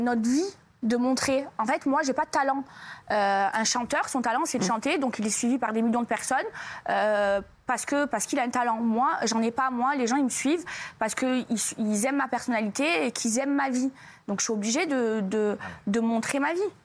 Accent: France; moved away; also born or lived in Marseille; j'aime la France, c'est mon pays

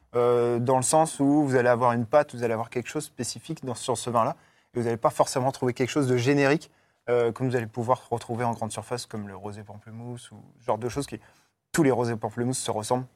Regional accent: northern France, France; moved away; je viens du nord de la France

